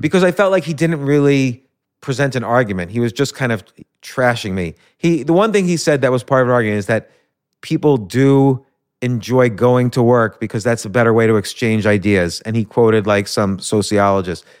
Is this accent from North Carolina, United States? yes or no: no; New York, United States; I was born in New York